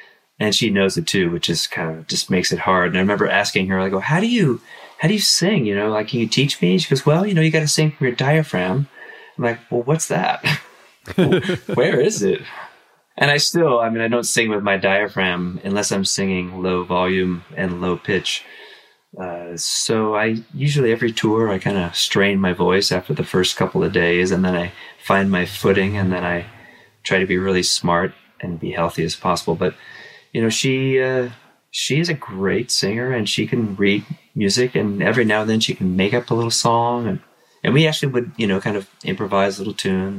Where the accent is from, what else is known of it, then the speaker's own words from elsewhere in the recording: Southern California, United States; also born or lived in Canada; I was born in Canada, but right after I was born, basically, we moved to Southern California